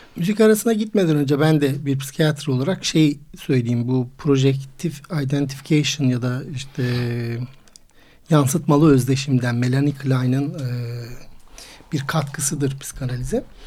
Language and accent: Turkish; Istanbul, Turkey; İstanbul doğumluyum